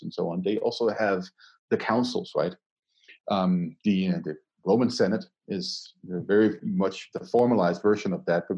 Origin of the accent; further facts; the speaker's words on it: Denmark; now in Colorado, United States; Denmark, my home country